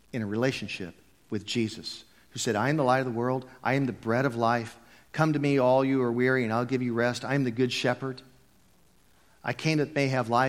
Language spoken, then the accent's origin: English; United States; I'm a Christian because I was raised in America in a Christian home.